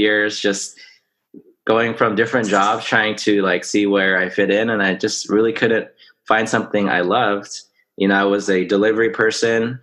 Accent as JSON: {"language": "English", "area": "Orange County", "region": "California", "country": "United States", "tie": "born or raised there", "said": "I was born in Orange County."}